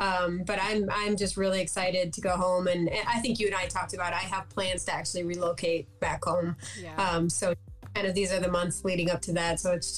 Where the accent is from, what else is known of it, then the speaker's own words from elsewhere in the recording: Escanaba, Michigan, United States; yes, nobody even knows that yet, but it'll be at Thursday the 22nd at Lee's Winery in Escanaba.